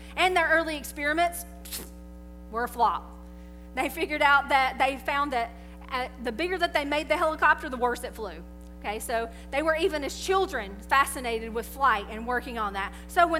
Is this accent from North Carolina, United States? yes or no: yes; North Carolina, United States; I'm originally from North Carolina, but from the mountain area.